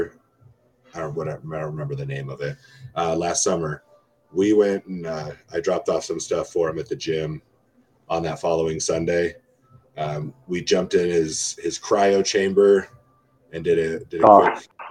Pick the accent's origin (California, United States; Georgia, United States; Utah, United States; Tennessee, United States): California, United States; Palmdale; moved away as an adult; I'm from Palmdale, California